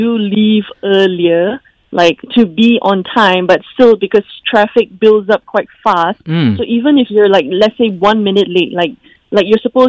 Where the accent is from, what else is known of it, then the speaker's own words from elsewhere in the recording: Kuala Lumpur, Malaysia; So my hometown is actually in KL